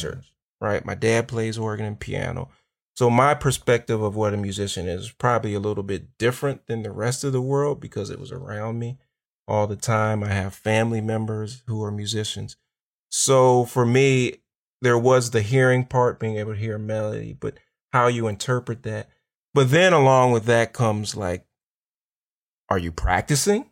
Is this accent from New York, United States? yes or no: no; Pittsburgh, Pennsylvania, United States; now in Chicago, United States; I'm originally from Pittsburgh, but we're here in Chicago